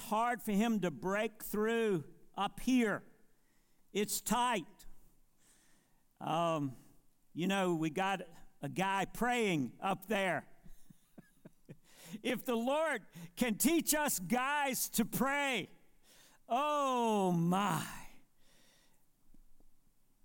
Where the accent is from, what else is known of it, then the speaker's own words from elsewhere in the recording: Monroe, North Carolina, United States; also born or lived in Marshville, North Carolina; I was born in Monroe, North Carolina. I was born again in Marshville, North Carolina.